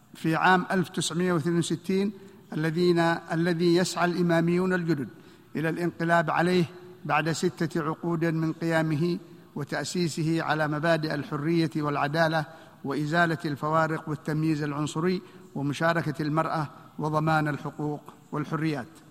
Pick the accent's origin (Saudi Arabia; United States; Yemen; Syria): Yemen; شعبنا اليمني